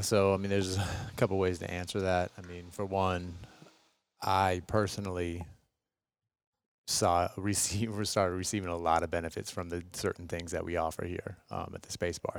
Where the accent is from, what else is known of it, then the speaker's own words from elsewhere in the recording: Seattle, Washington, United States; moved away as an adult; now in Los Angeles, United States; born and raised in West Seattle, Washington.